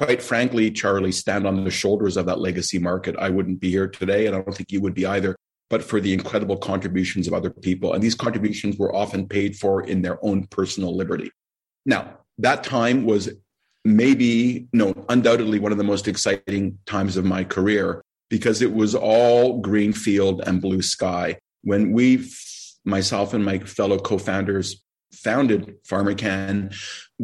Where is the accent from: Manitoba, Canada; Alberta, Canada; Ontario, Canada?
Ontario, Canada; Toronto; I am in Toronto, Canada, my hometown